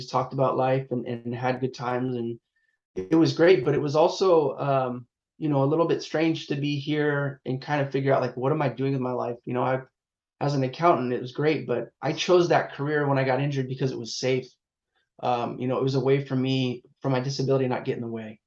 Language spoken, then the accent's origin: English; Long Beach, California, United States; So I'm based in Southern California. I'm in around the Long Beach area, Los Angeles. So I've pretty much lived here my whole life. But yeah, I'm a SoCal kid